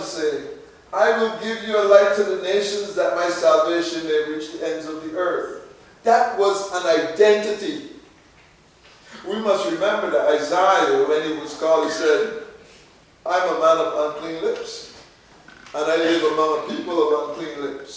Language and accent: English; Barbados; When I grew up in Barbados